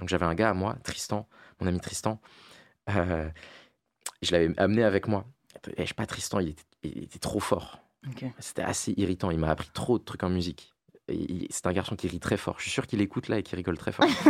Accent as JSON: {"language": "French", "area": "La Défense", "region": "Île-de-France", "country": "France", "tie": "born or raised there", "said": "moi j'ai grandi à La Défense"}